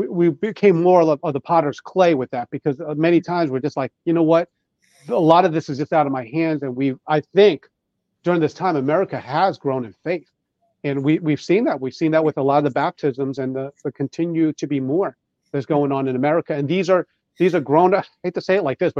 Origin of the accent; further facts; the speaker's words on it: Long Island, New York, United States; I grew up in New York